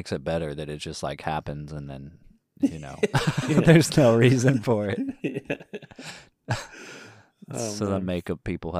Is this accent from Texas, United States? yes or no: yes; Texas, United States; accent: southern; I am from Texas, and if you can't tell, a southerner